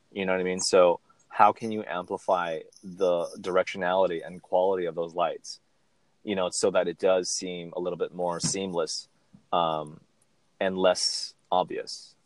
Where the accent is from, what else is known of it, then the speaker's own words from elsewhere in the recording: Southern California, United States; I'm from SoCal